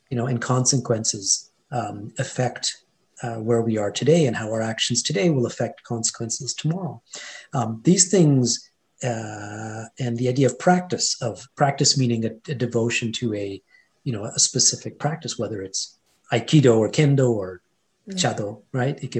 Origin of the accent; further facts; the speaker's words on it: India; first language Hindi; English is a second language; Sanskrit are kind of the ancient language the you know the root behind uh, my mother tongue which is actually Hindi um, and Punjabi